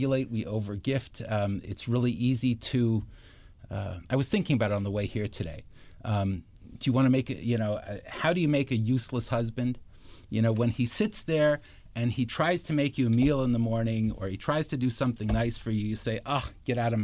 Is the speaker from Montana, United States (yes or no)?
no; Stamford, Connecticut, United States; moved away as an adult; also born or lived in Israel / Bridgeport, Connecticut; I grew up in Stamford